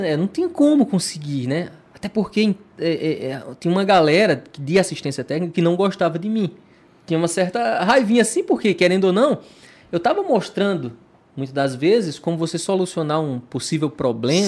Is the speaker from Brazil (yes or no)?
yes; Petrolina, Pernambuco, Brazil; also born or lived in Cabrobó, Pernambuco; eu sou um cara que morei em Petrolina na minha infância né? E aí, numa, na adolescência, fui para Cabrobó